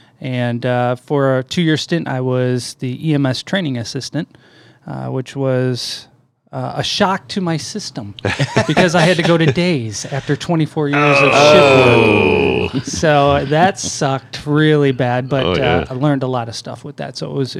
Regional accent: St. Charles, Illinois, United States; I grew up in St. Charles

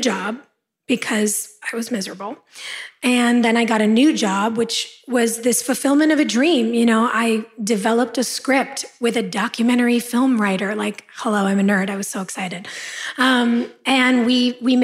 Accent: Los Angeles, California, United States; born or raised there

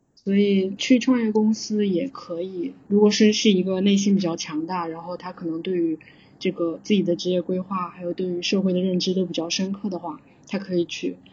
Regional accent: southern China, China; moved away as an adult; also born or lived in Beijing, China; now in Singapore; 我是南方人，然后南方的话就是夏天也是非常的热的，然后也比较湿

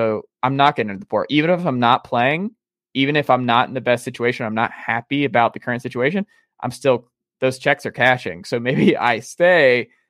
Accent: the South, United States; growing up in the South and talking to folks

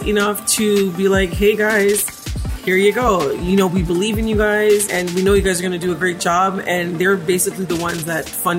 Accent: Toronto, Ontario, Canada; we are from Scarborough.

